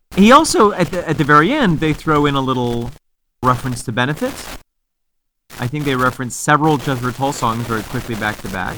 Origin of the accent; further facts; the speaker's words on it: Mexico, New York, United States; Casey's Cottage is a historical cottage in my hometown of Mexico, New